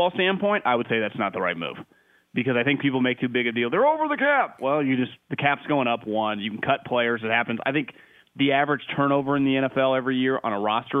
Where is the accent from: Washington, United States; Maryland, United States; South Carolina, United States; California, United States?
California, United States; Davis; I'm born and raised in Davis